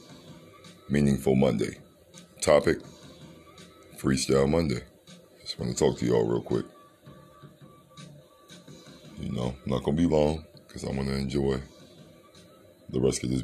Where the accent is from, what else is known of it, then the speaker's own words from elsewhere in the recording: Cleveland, Ohio, United States; I'm from Cleveland, Ohio